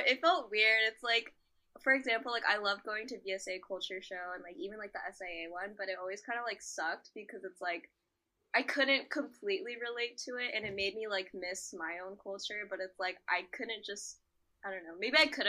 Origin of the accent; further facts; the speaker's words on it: United States; I guess I'm very American. America's our country